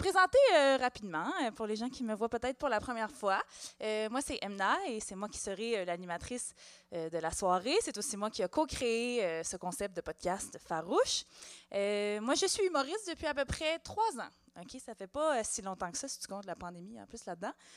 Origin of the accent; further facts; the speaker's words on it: Montreal, Quebec, Canada; je suis née à Hochelaga-Maisonneuve en mille neuf cent quatre-vingt-dix